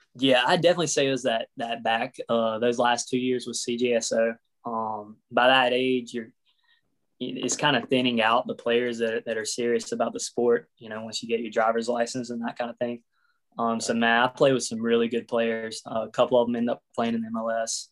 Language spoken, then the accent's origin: English; Pearl, Mississippi, United States; also born or lived in Plano, Texas; moved to Pearl when I was about three, and yeah, that's where I grew up, Pearl, Mississippi